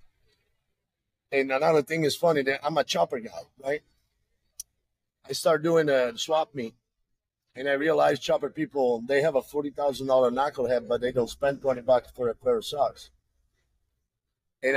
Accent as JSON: {"language": "English", "town": "Venice", "region": "Veneto", "country": "Italy", "second_language": "English", "moved": "as an adult", "lives_now": "California, United States", "said": "I'm from Venice, Italy."}